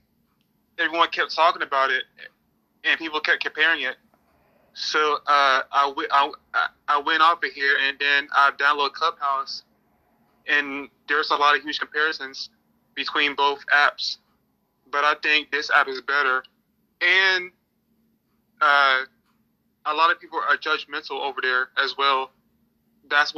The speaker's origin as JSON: {"language": "English", "region": "South Carolina", "country": "United States", "tie": "born or raised there", "said": "I lived in South Carolina all my life, 25 years of it."}